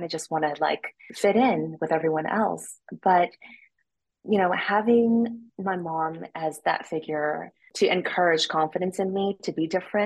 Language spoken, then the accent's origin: English; Rowland Heights, California, United States; also born or lived in Taipei, Taiwan / China; I grew up in Roland Heights, the San Gabriel Valley, which we now refer to like as the 626, the area code